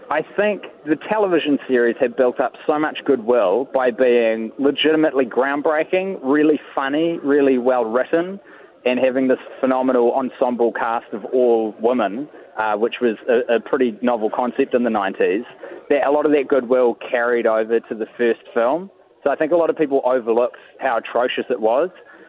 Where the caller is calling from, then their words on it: Auckland, New Zealand; I'm actually inside of Britomart, and you're hearing the CityLink rail network being constructed around me.